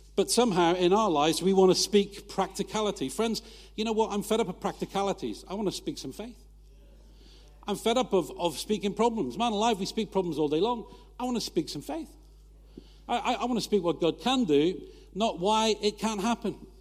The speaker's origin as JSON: {"language": "English", "country": "United Kingdom", "said": "we're British"}